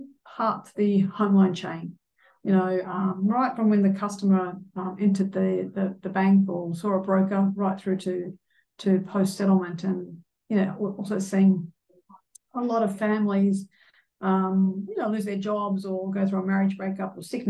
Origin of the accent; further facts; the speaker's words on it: Sydney, New South Wales, Australia; born and bred in Sydney